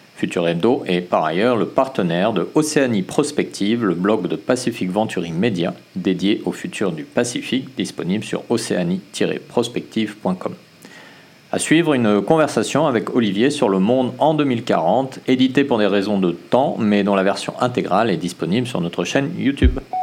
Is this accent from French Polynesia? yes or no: yes; French Polynesia; chez nous à Tahiti